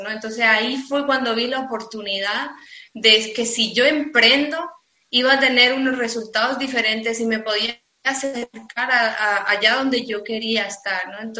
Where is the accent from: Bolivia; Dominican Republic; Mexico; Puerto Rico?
Bolivia; now in Spain